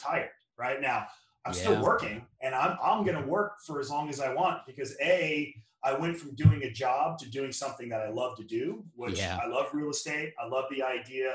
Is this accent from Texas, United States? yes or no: no; Louisiana, United States; now in Redondo Beach, United States; I'm from Louisiana, which you probably can tell from my Saints helmet here behind me.